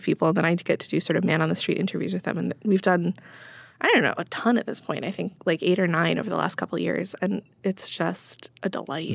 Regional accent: Midwest, United States; now in East Coast, United States; I am a Midwesterner who now lives in the East Coast

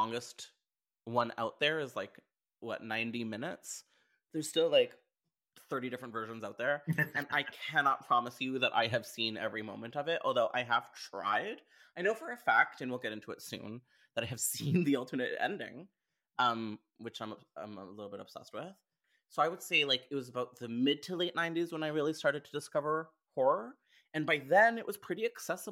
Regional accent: Canada; I'm Canadian

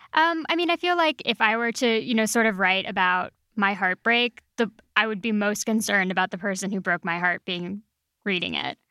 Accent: El Paso, Texas, United States; moved away; I'm from West Texas, and so oh, I'm very familiar. Yeah, I'm from El Paso

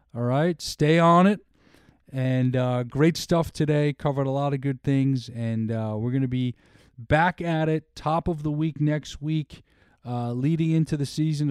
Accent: New York, United States; growing up in New York

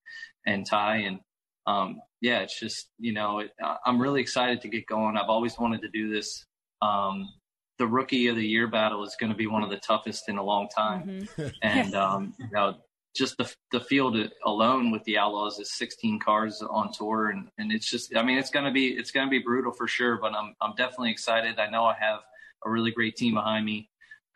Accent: Williams Grove, Pennsylvania, United States; I grew up in the Williams Grove infield

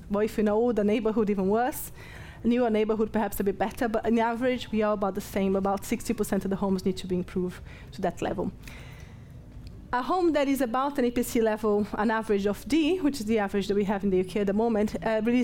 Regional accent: Brazil; English is a second language; moved away as an adult; now in Nottingham, United Kingdom; I'm from Brazil, so I'm no, English is not my first language

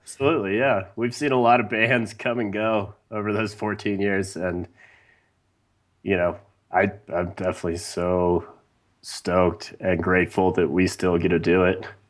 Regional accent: Wyoming, United States; growing up in Wyoming

